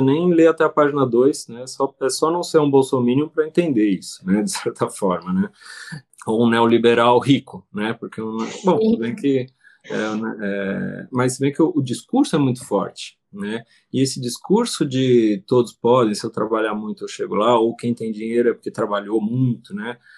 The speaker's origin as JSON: {"language": "Portuguese", "country": "Brazil", "said": "a nossa realidade como brasileiros"}